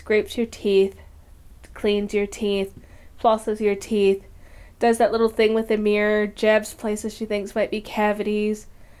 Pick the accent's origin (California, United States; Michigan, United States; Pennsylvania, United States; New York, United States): Michigan, United States; I ain't even by Detroit. I'm by Kalamazoo.